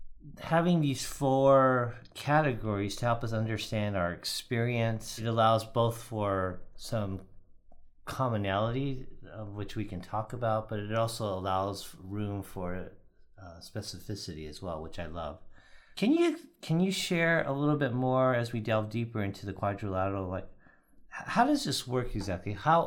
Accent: United States; I'm a third generation Japanese American

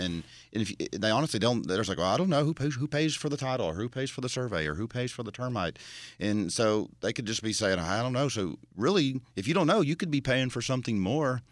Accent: Florida, United States; moved away; I'm from Florida

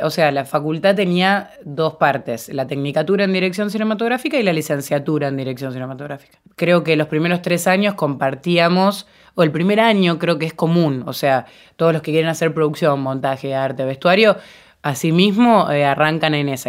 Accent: Venado Tuerto, Santa Fe, Argentina; Yo cuando tenía 12 años, yo soy de Venado Tuerto

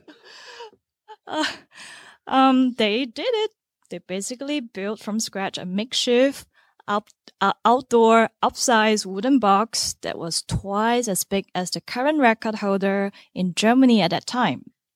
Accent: Singapore; moved away as an adult; also born or lived in Finland; I grew up in Singapore, a country just one degree away from the equator.

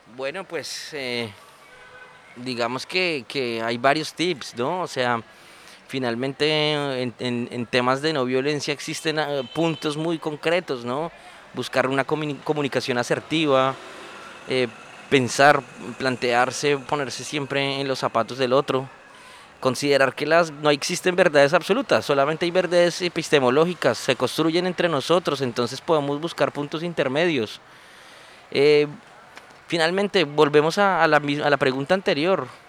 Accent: Colombia

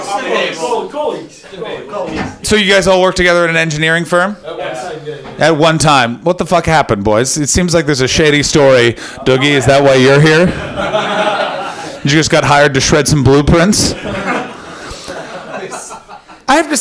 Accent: Canada; I'm Canadian

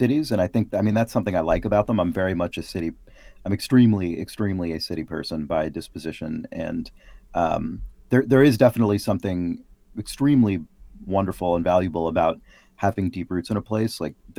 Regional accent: San Francisco, California, United States; born there; also born or lived in Boston; now in Seattle, United States; I was born in San Francisco, moved around a bunch as a kid, moved back to San Francisco, where I spent my entire adult life except for those couple of years in Boston and then now in Seattle as of last year.

